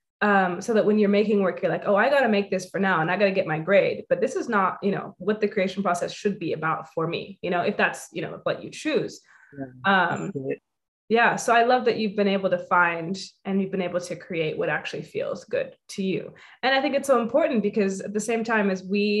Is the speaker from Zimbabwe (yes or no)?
yes; Zimbabwe; first language English; moved away; also born or lived in United States; when I'm away from Zim, I'm making work about Zim